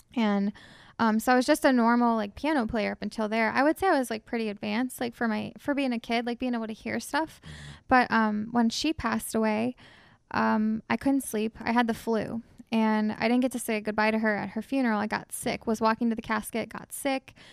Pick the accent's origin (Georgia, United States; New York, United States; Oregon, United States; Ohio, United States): Ohio, United States; Shawnee; I'm from Shawnee, so, out in the sticks